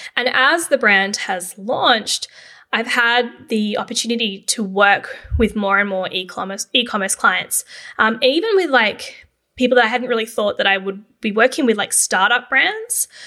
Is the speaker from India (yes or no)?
no; Canberra, Australian Capital Territory, Australia; Growing up in Canberra, I pretty much always thought that I would go into the public service.